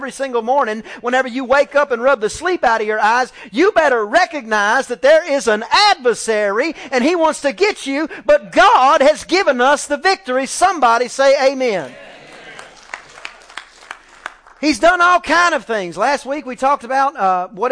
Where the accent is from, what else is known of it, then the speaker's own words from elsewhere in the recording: East Texas, United States; I'm just from East Texas, you know. I grew up doing the 4-H and I, you know, raised the lambs and the chickens